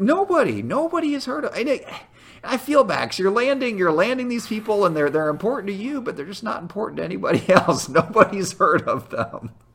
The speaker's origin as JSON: {"language": "English", "region": "near the Illinois-Indiana border", "country": "United States", "tie": "born or raised there", "moved": "yes", "said": "I grew up near the Illinois-Indiana border, so I was just, so I was just on the other side of the line."}